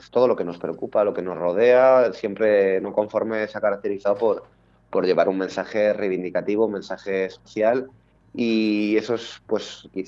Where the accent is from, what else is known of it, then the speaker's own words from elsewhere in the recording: Madrid, Community of Madrid, Spain; Somos de Madrid, en concreto el barrio se el grupo se fundó en, en el barrio de Vallecas, eh, que es donde bueno, llevamos viviendo desde hace muchos años.